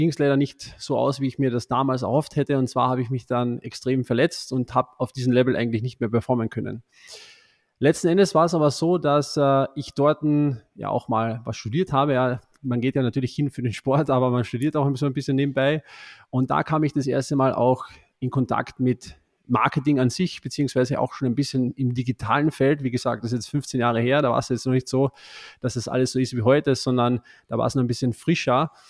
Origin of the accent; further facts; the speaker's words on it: Austria; Ich bin ein Österreicher, hört man vielleicht nicht so, aber ich bin ein Österreicher und habe hier in Österreich auch hier im Nationalteam gespielt